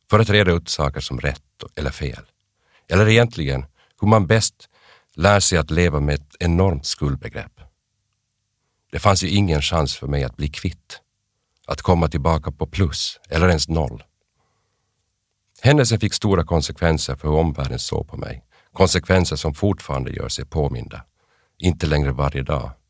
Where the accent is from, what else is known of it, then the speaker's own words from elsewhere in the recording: Kokkola, Central Ostrobothnia, Finland; also born or lived in Aarhus, Denmark / Jakobstad / Vaasa / Umeå, Sweden; Jag föddes 1970 i Århus i Danmark. Min släkt kommer från Närpes i Österbotten, men mina föräldrar bodde i Danmark under många år på 60 och 70-talet. Sen växte jag upp växlande mellan Österbotten i Finland och Västerbotten i Sverige